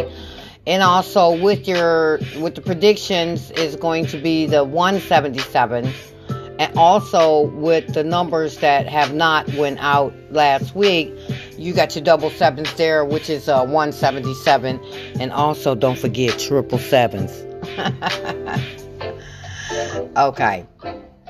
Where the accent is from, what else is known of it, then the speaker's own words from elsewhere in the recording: Michigan, United States; I'm from Michigan